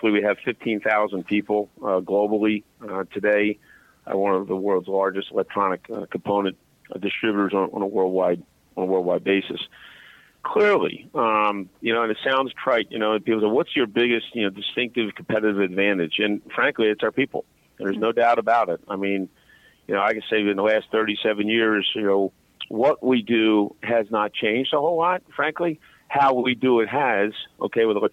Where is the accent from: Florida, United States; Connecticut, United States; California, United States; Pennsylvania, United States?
Pennsylvania, United States; Philadelphia; I'm from Philadelphia